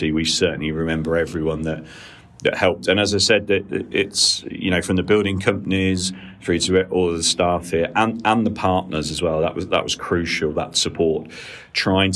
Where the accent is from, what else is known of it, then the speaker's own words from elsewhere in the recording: Peterborough, East of England, United Kingdom; also born or lived in Cardiff; born and raised in Peterborough